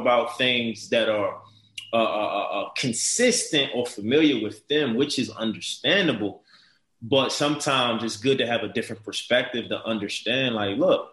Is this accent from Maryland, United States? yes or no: yes; Baltimore, Maryland, United States; a man growing up in Baltimore City, tough, challenging, drug infested, violence, crime